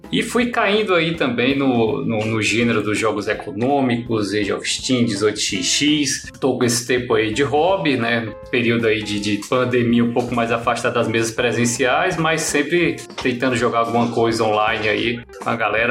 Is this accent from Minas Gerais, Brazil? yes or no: no; Fortaleza, Ceará, Brazil; moved away as an adult; now in Brasília, Brazil; sou, sou lá de de Fortaleza, né, do Ceará. Estou aqui, moro em Brasília atualmente, desde 2006